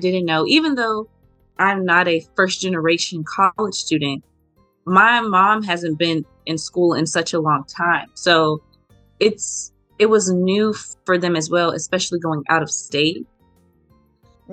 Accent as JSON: {"language": "English", "town": "Memphis", "region": "Tennessee", "country": "United States", "moved": "as an adult", "lives_now": "Norfolk, United States", "said": "I'm from Memphis, Tennessee, and I currently attend the Norfolk State University in Norfolk, Virginia"}